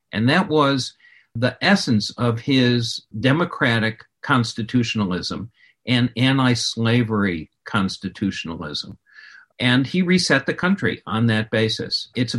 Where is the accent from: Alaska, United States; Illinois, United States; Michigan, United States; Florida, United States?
Illinois, United States; Chicago; I grew up in Illinois, in Chicago, where Lincoln was a household god when I was a child.